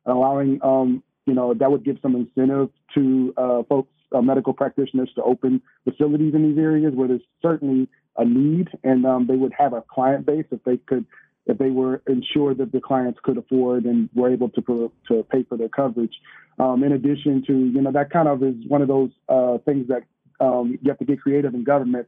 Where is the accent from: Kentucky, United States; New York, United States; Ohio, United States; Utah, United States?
Ohio, United States; moved away; I'm from Ohio